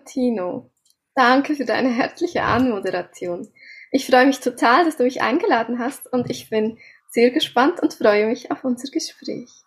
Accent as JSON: {"language": "German", "country": "Switzerland", "said": "Wie ihr unschwer hören könnt, komme ich aus der Schweiz."}